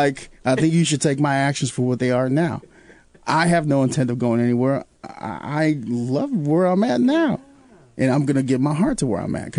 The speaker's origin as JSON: {"language": "English", "town": "Chicago", "region": "Illinois", "country": "United States", "tie": "born or raised there", "moved": "as an adult", "lives_now": "Peoria, United States", "said": "I'm coming from Chicago, born and raised"}